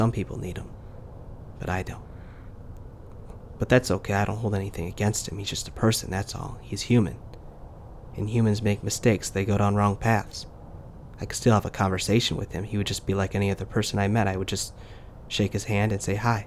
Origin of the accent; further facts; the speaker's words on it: United States; moved away as an adult; now in South Korea; as an American new media producer who just turned 20. I mean 30. Working in Korea